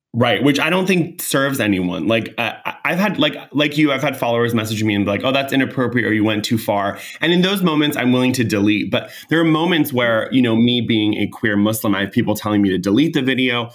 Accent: California, United States; I'm from California

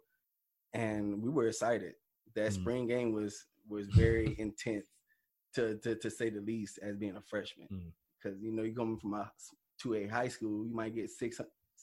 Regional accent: Columbia, South Carolina, United States; me being a hometown guy, I'm a mama's boy, so I'm definitely going to want to stay home

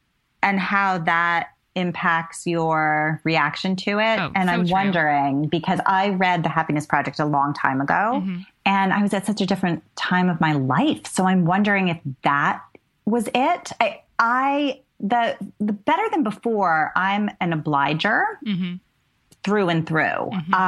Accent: Rhode Island, United States; I grew up in Rhode Island, mm-hmm. and I still consider myself a New Englander.

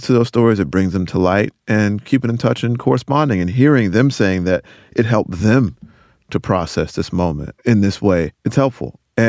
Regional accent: Rocky Mount, North Carolina, United States; I'm from Rocky Mount, North Carolina, and it was submerged completely

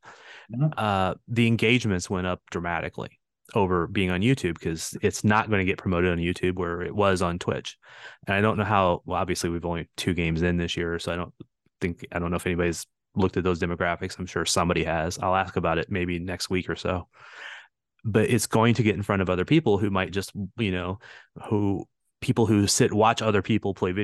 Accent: St. Louis, Missouri, United States; moved away as an adult; I grew up in St. Louis

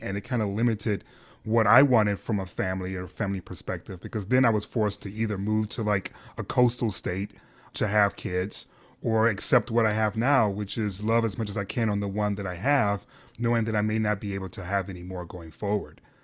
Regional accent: Detroit, Michigan, United States; born or raised there

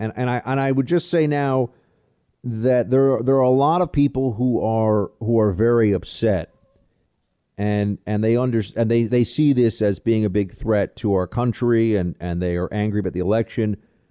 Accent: California, United States; moved away as an adult; I'm originally from California, and I moved to Colorado 10 years ago for work and a change of scenery, not for politics.

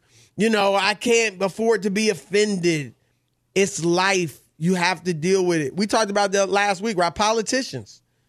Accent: Baton Rouge, Louisiana, United States; born there; also born or lived in Cincinnati / Indianapolis / Syracuse / Des Moines; I was born in Baton Rouge. I lived in Cincinnati, Ohio, Indianapolis, Indiana, Syracuse, New York, Des Moines, Iowa, Cleveland, Ohio.

